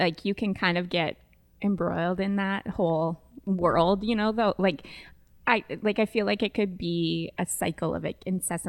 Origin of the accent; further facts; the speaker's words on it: Nanaimo, British Columbia, Canada; also born or lived in Sylvan Lake, Alberta; Yeah, I was born in Nanaimo.